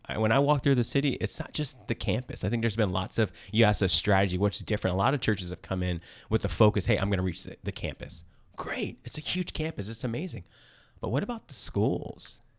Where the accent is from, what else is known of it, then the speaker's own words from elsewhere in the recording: East Coast, United States; also born or lived in Danville, California; now in Bay Area, United States; I'm actually from the East Coast